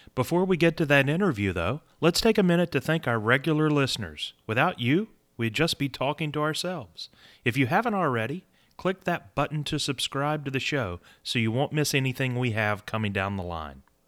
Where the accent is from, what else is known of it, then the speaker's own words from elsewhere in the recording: Southern Virginia, United States; I grew up in Southern Virginia